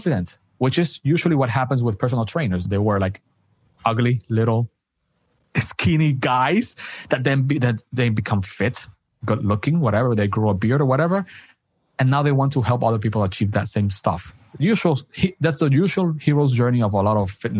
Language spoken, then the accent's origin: English; Dominican Republic; I'm from Dominican Republic.